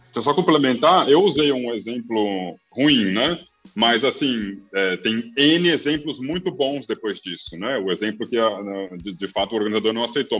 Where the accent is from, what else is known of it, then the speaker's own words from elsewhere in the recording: Brasília, Federal District, Brazil; moved away; also born or lived in Rio de Janeiro / Florianópolis / Amazon / Northeast Brazil; eu sou nascido e criado em Brasília